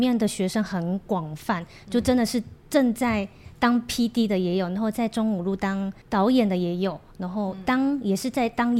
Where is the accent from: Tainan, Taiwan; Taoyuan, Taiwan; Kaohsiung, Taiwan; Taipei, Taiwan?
Kaohsiung, Taiwan; also born or lived in South Korea; 因为我是高雄人的，